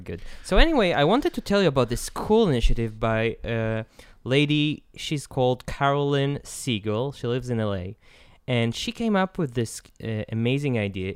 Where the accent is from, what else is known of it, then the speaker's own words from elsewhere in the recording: Israel; I'm from Isla, Israel